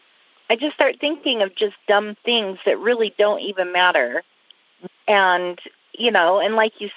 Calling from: Sandy, Utah, United States; I'm in Sandy, Utah.

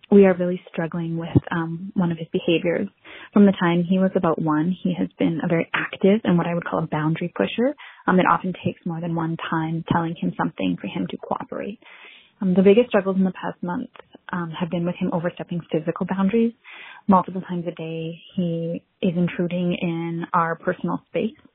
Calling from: British Columbia, Canada; I'm from Northern British Columbia in Canada.

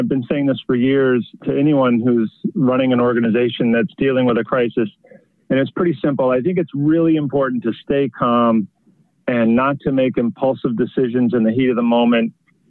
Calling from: Marblehead, Massachusetts, United States; I'm joining you from Marblehead, Massachusetts, which is about 18 miles north of Boston, because, of course, I'm not in the office today.

